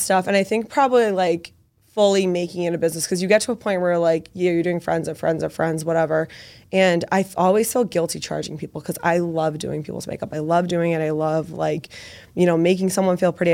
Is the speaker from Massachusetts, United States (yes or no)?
yes; Medford, Massachusetts, United States; I am from Medford, so very close to the city